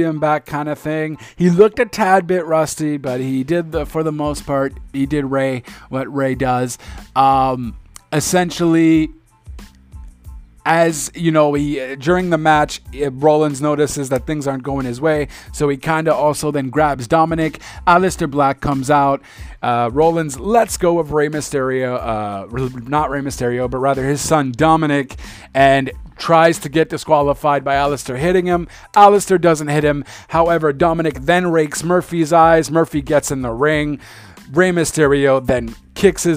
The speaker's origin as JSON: {"language": "English", "country": "Canada", "said": "I'm Canadian"}